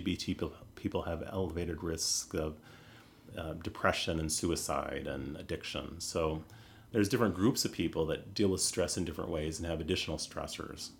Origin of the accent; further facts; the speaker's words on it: United States; I'm American